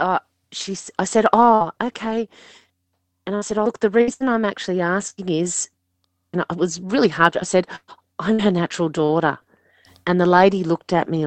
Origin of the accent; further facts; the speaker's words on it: Sydney, New South Wales, Australia; also born or lived in Liverpool, New South Wales; I was born in Liverpool Hospital, but I was with my family in Picnic Point